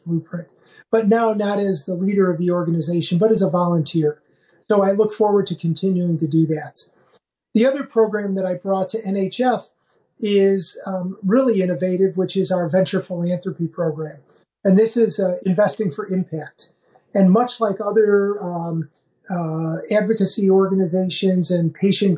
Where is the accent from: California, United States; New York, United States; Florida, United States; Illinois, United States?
Illinois, United States; Chicago; my hometown, Chicago